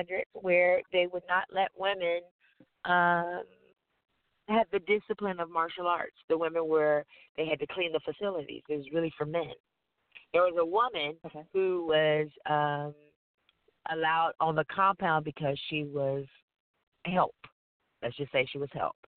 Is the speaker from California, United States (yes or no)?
yes; Oakland, California, United States; I grew up in East Oakland